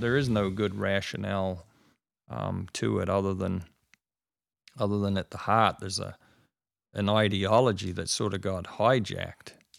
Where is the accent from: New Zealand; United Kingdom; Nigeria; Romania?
New Zealand; now in United States; I grew up in New Zealand